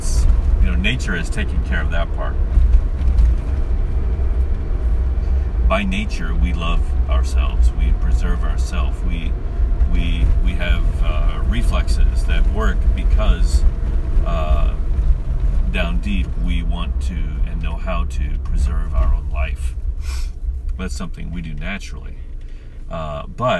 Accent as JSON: {"language": "English", "country": "United States", "said": "as an American"}